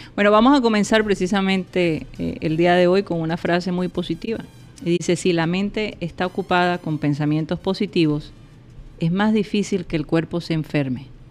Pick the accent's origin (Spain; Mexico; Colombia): Colombia; yo soy colombiana